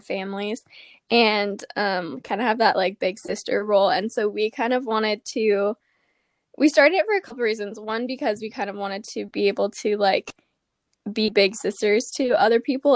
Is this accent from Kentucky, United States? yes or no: no; Gilbert, Arizona, United States; But I'm from Arizona. I grew up in Gilbert